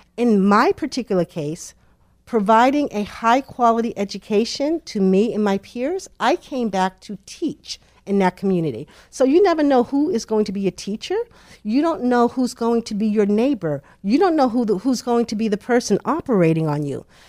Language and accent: English; Boston, Massachusetts, United States; Born in Boston, raised in Boston, met my husband in Boston, went to Boston College. I am truly a Bostonian.